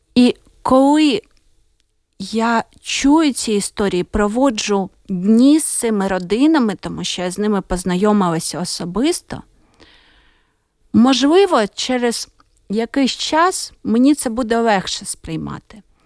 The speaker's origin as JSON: {"language": "Ukrainian", "country": "Ukraine", "said": "я з України."}